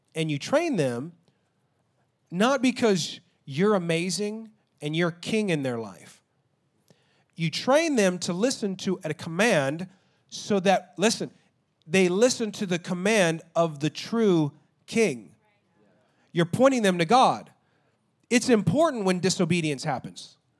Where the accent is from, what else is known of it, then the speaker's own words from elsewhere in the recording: Texas, United States; I'm an American and I'm Texan